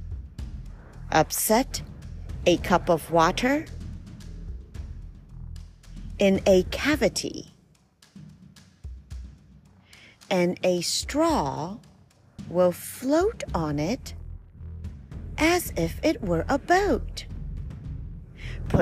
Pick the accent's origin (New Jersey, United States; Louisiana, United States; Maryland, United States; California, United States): Maryland, United States; We're from Maryland